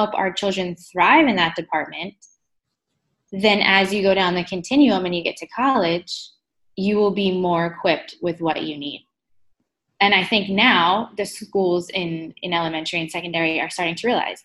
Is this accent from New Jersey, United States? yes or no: yes; hometown of Rowan University, New Jersey, United States; I applied for Roane University because that was in my hometown